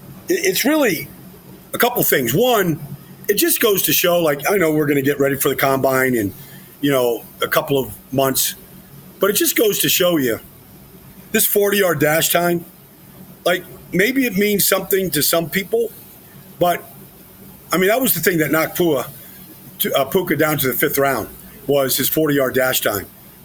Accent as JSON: {"language": "English", "town": "Massapequa", "region": "New York", "country": "United States", "tie": "born or raised there", "said": "a girl from my hometown, Massapequa, Long Island."}